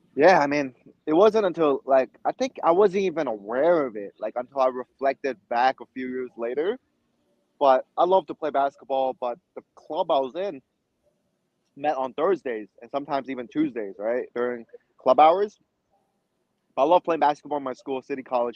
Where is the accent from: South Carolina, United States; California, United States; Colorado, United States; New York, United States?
New York, United States; New York City; also born or lived in China; I immigrated to New York City from China when I was six years old. Went to middle school, high school here